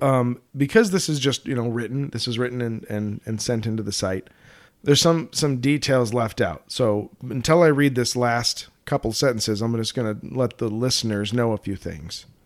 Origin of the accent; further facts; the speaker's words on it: Colorado, United States; I'm from Colorado.